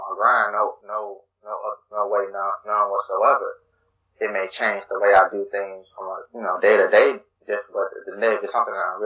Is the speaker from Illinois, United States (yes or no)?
yes; Chicago, Illinois, United States; I grew up on the South Side